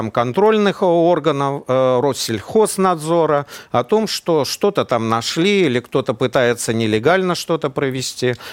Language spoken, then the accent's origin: Russian; Belarus; потому что я как россиянин, ну, хотя я коренной белорус.